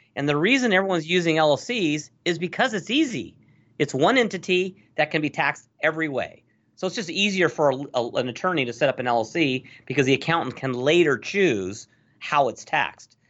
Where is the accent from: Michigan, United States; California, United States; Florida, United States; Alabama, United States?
California, United States; Los Angeles; I grew up in Los Angeles in the eighties. So I was a Valley dude. I actually grew up in the San Fernando Valley.